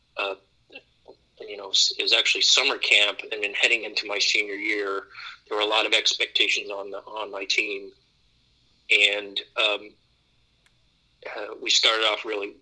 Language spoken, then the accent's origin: English; Youngstown, Ohio, United States; I grew up in the Midwest in Ohio, Youngstown, Warren area